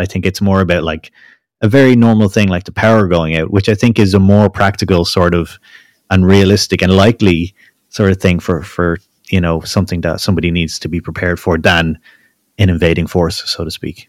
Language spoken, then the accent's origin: English; Ireland; I'm Irish